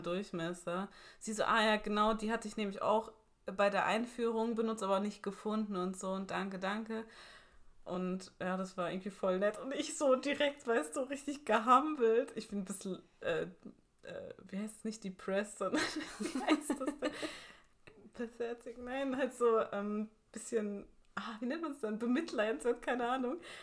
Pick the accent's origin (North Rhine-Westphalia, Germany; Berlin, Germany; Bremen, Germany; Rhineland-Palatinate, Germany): Rhineland-Palatinate, Germany; Ludwigshafen; Ich komme ja aus Ludwigshafen